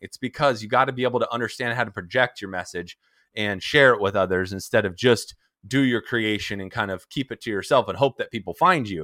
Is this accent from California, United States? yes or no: yes; San Diego, California, United States; I am from San Diego, California. I'm originally from Southern California. I was, uh, born and raised here